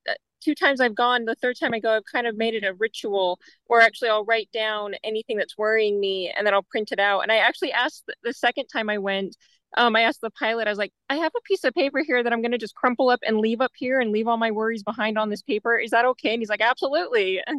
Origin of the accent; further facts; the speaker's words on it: Utah, United States; I'm actually from Utah, too.